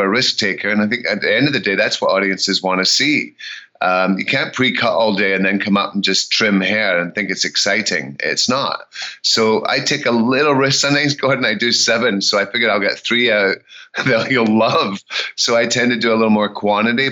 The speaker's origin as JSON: {"language": "English", "region": "Scotland", "country": "United Kingdom", "also_born_or_lived": "Memphis, Tennessee", "moved": "yes", "lives_now": "United States", "said": "I'm Scottish"}